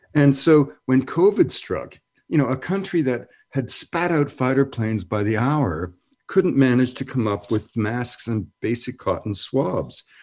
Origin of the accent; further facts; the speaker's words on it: Canada; moved away; also born or lived in United States; I'm born Canadian, but I'm a naturalized American